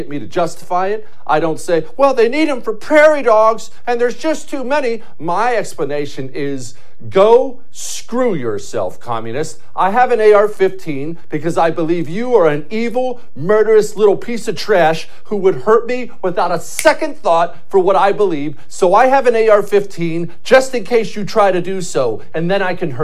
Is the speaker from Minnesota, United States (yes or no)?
no; Montana, United States; I grew up in Montana